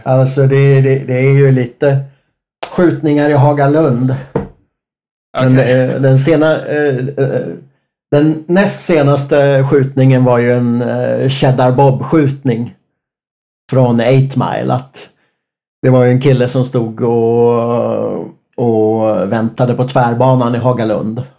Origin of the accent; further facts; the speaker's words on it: Enköping, Uppsala County, Sweden; jag är ju från Enköping